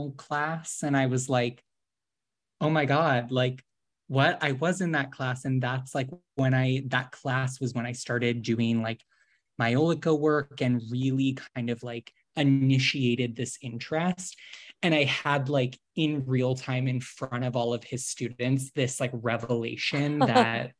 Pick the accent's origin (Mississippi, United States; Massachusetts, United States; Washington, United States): Massachusetts, United States; Boston; moved away as an adult; also born or lived in New York / San Francisco Bay Area; now in Los Angeles, United States; I grew up in Boston or outside of Boston